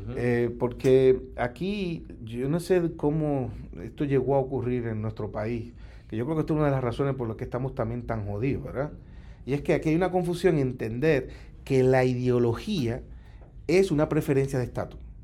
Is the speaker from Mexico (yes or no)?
no; Puerto Rico; de los puertorriqueños, somos de la nación puertorriqueña